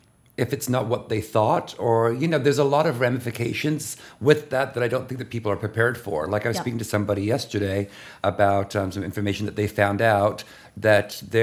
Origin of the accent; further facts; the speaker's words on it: London, United Kingdom; born there; also born or lived in Los Angeles / Toronto / China; now in New York, United States; LA 18 years, Toronto educated, born in London, educated in fashion, and did that for 35 years